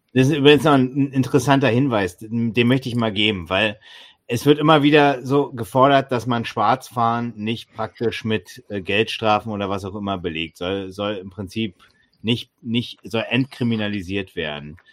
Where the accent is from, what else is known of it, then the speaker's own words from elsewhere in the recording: East Germany, Germany; Immerhin bin ich da in dieser DDR geboren und habe 14 Jahre in ihr gelebt